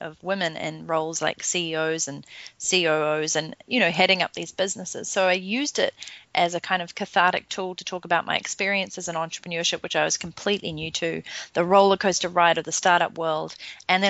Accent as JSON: {"language": "English", "country": "New Zealand", "also_born_or_lived": "London, England", "moved": "as an adult", "said": "I'm originally from New Zealand"}